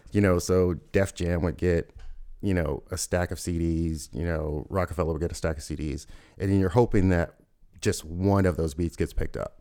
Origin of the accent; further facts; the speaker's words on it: Louisville, Kentucky, United States; moved away as an adult; I grew up in Louisville, Kentucky